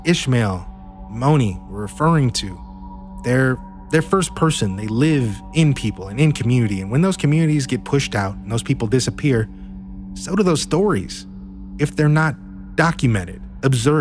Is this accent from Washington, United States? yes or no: yes; Seattle, Washington, United States